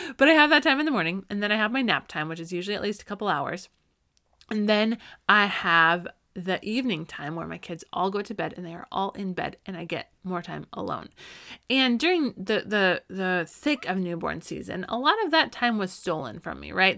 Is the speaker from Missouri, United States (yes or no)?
no; Colorado, United States; moved away; I grew up in Colorado